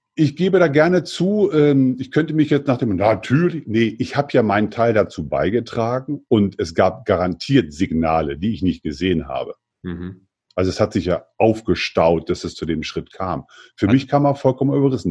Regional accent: Germany; Ich bin also aufgewachsen im Eichsfeld. Das ist ein kleines diebisches Bergvolk am Südrande des Harzes, Zonenrandgebiet der, äh, der ehemaligen DDR-Grenze

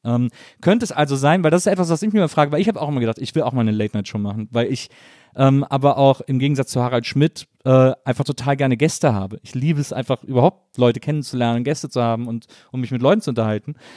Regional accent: near Cologne, North Rhine-Westphalia, Germany; ich komme ja aus dem Rheinland, ich komme aus, aus der Nähe von Köln.

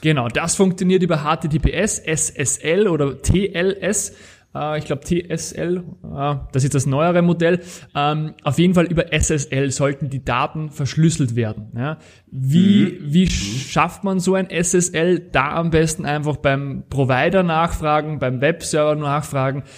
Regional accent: Austria; Das Ganze nennt sich Ver Verfahrensverzeichnis bei uns in Österreich.

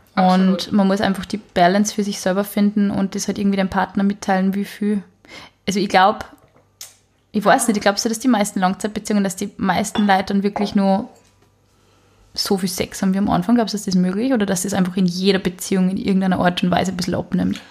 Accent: Upper Austria, Austria; Ich bin nicht aus Wien, ich sage eigentlich gar nicht Baba, weißt du? Ich bin aus Oberösterreich, da sagt man ihr Servus

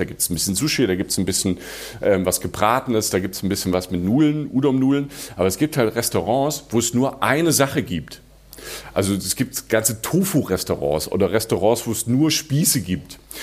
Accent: Rhineland-Palatinate, Germany; moved away; Die Pfalz ist so Südpfalz, also Südpfalz, wo ich herkomme, das ist ähm, so Neustadt, Weinstraße, Landau, französische Grenze.

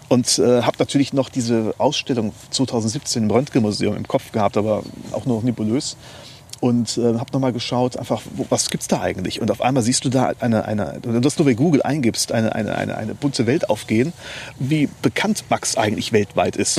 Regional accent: Neuwied, Rhineland-Palatinate, Germany; also born or lived in Mainz / Bonn / Glasgow; now in Leutesdorf, Germany; ich bin, wie gesagt, hier in Neuwied geboren, ähm, habe ähm, auch die Schule hier besucht

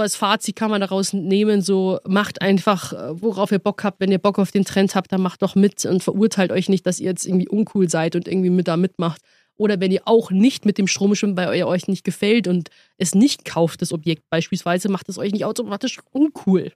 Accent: Munich, Bavaria, Germany; als äh, Münchnerin

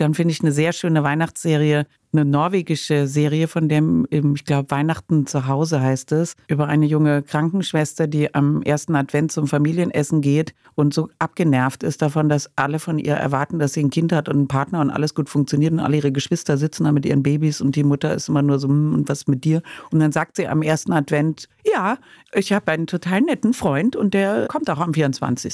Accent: Cologne, North Rhine-Westphalia, Germany; ich komme aus Köln, ne, wo das gedreht wurde. Die ganzen Kinder aus der Lindenstraße waren auf meinem Gymnasium

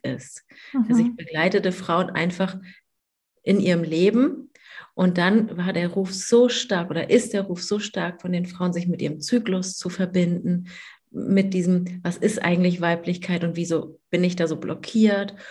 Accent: Hamburg, Germany; ich komme aus Hamburg.

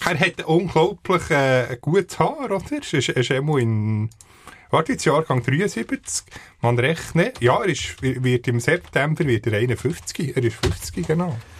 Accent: Bern, Switzerland; wir als Berner

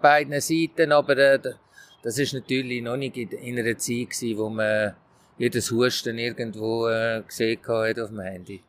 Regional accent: Switzerland; als Schweizer Trainer

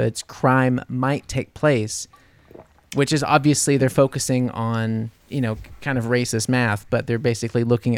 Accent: New Orleans, Louisiana, United States; Come on, I'm from New Orleans.

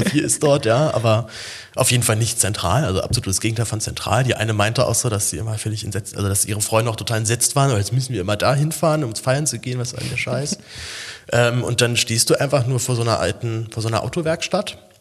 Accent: Berlin, Germany; Ich, als Berliner haut mich sowas ja nicht so komplett um

